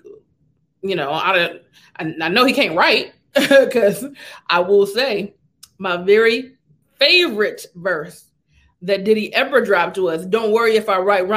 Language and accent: English; the South, United States; I'm not from the South, but I've been raised in the South